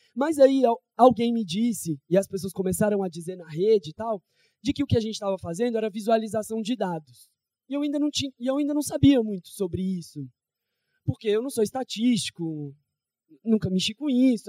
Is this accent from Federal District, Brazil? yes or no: yes; Federal District, Brazil; also born or lived in São Paulo; now in Rio de Janeiro, Brazil; eu não sou daqui, eu sou do Distrito Federal, vivi em São Paulo, e vim para o Rio